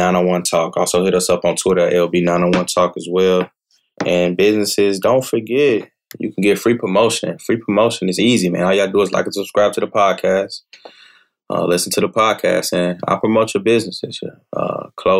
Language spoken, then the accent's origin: English; Chicago, Illinois, United States; I'm from Chicago